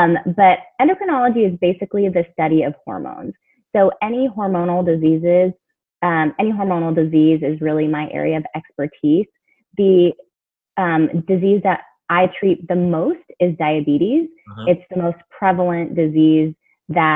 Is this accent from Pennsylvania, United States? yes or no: no; Houston, Texas, United States; also born or lived in Chicago area (Northwestern) / New Orleans / Pittsburgh; now in San Antonio, United States; I'm from Texas for medical school, went to Baylor in my hometown, Houston, for internship